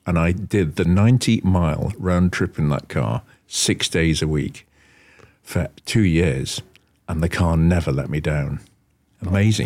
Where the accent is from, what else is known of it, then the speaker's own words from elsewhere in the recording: Wallasey, North West England, United Kingdom; I actually left and, uh, set up on my own in Wallasey, my hometown, doing esoteric cars